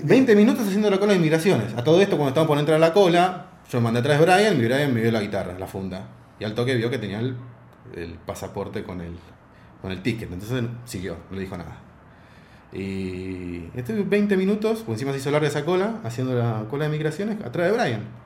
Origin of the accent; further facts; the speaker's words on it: Argentina; soy argentina